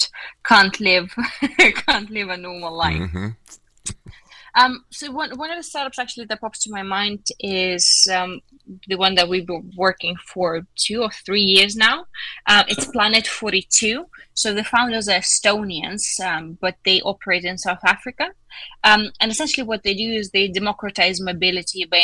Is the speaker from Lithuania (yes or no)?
yes; Lithuania; I'm from Lithuania